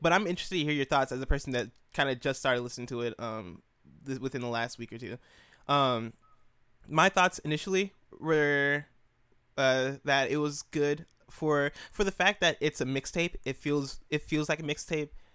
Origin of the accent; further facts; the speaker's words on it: Illinois, United States; I grew up in Illinois, uh, two hours away from Chicago